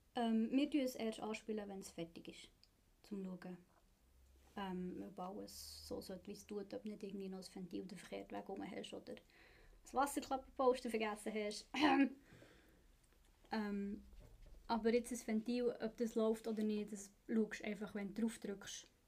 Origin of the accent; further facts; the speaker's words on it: Bern, Switzerland; moved away as an adult; now in Zurich, Switzerland; ich bin in Bern aufgewachsen und für die Lehre auf Zürich gekommen